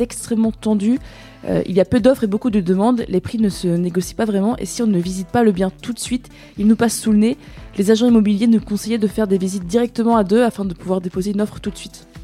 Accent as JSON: {"language": "French", "town": "Rennes", "region": "Brittany", "country": "France", "also_born_or_lived": "Paris", "moved": "yes", "lives_now": "Nantes, France", "said": "je suis originaire de Rennes"}